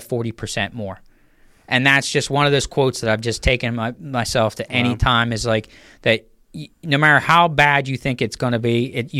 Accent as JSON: {"language": "English", "town": "Uniontown", "region": "Pennsylvania", "country": "United States", "tie": "born or raised there", "said": "right where I grew up in Uniontown"}